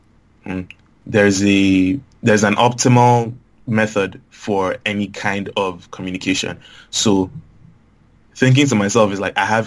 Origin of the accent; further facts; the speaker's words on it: Lagos, Nigeria; growing up in Lagos